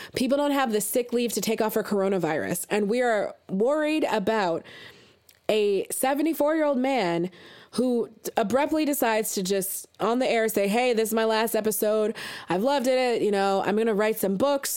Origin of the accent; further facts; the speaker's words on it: United States; growing up in America